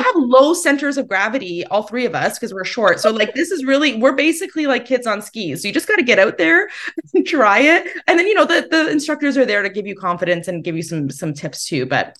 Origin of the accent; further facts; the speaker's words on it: Kitchener, Ontario, Canada; my hometown of Kitchener-Waterloo